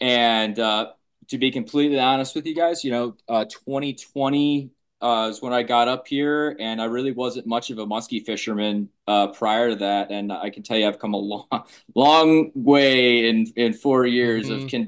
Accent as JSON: {"language": "English", "region": "Illinois", "country": "United States", "said": "I do have to admit I am a transplant from Illinois, but got a little bit of everywhere in me."}